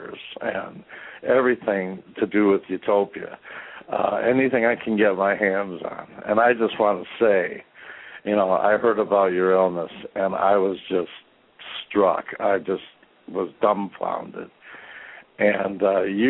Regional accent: Detroit, Michigan, United States; now in Gaylord, United States; I'm from Detroit. I'm speaking from Gaylord.

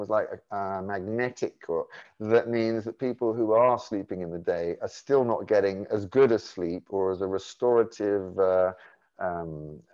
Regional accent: London, United Kingdom; I grew up in London

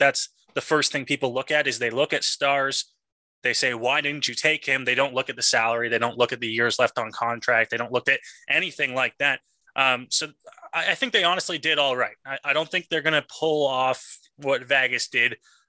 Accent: Ontario, Canada; we're all from Ontario.

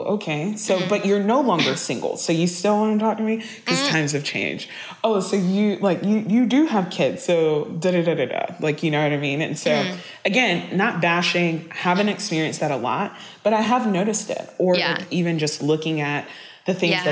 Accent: the South, United States; I grew up in the South. I grew up in the South with church.

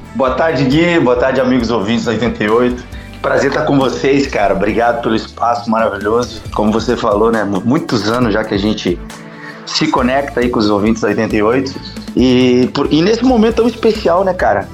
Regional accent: Bento Gonçalves, Rio Grande do Sul, Brazil; Eu, eu sou natural de Bento Gonçalves, tá? Serra Gaúcha

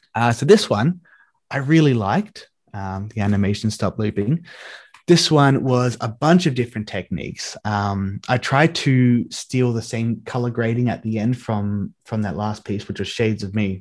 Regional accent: Australia; growing up in Australia

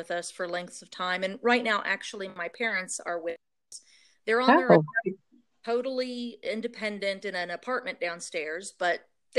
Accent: West Virginia, United States; so I'm just going to go with that one. I'm from West Virginia and grew up out in the country more or less. My parents have been Christians for their entire adult life, and so have I.

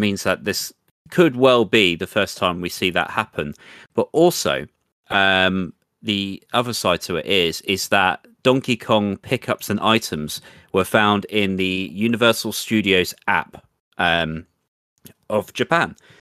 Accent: England, United Kingdom; accent: English; my butchered English accent

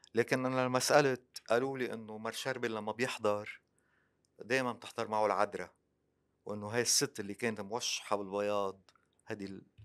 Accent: Lebanon; أنا مسلم ومسيحي، وفي جزء فلسطيني، وفي جزء سوري، بس أنا لبناني

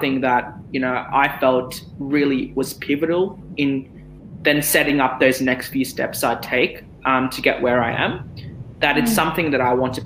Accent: Australia; also born or lived in Abu Dhabi, United Arab Emirates; when I moved to Australia. So I was 9 years old, I was in grade four, and I actually struggled in school.

